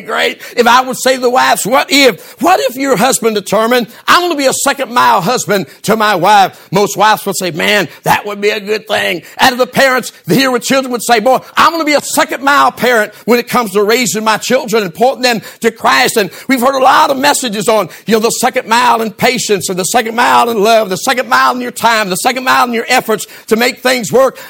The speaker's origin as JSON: {"language": "English", "country": "United States", "said": "I'm also an American"}